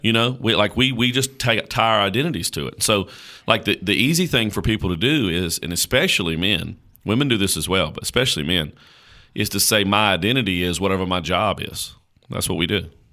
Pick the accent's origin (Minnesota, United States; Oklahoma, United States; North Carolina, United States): North Carolina, United States; Caswell County; I was born in Caswell County, North Carolina